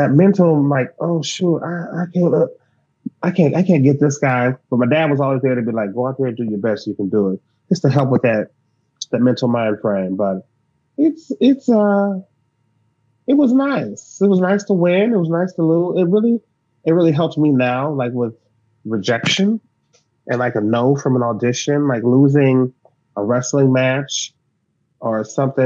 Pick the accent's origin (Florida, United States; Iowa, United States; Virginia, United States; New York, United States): Iowa, United States; Davenport; I grew up in Iowa, and Iowa's huge for wrestling